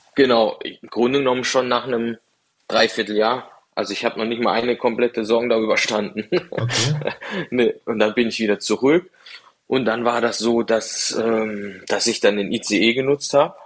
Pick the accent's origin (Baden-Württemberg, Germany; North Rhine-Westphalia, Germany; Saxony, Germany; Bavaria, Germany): Baden-Württemberg, Germany; Dreiländereck; also born or lived in Freiburg; now in Cologne, Germany; ich komme da ganz unten aus dem Dreiländereck